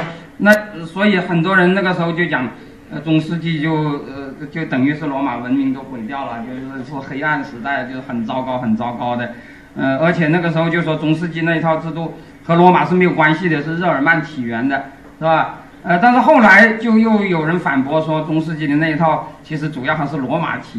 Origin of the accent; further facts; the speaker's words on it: China; 就是我们中国人经常都说我们中华文明是世界上唯一延续了什么若干千年